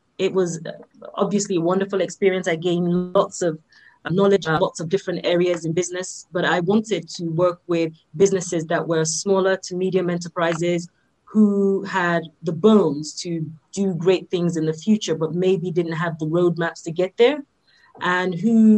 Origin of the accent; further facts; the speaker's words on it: London, United Kingdom; also born or lived in Nigeria; I have spent most of my life here, here in the UK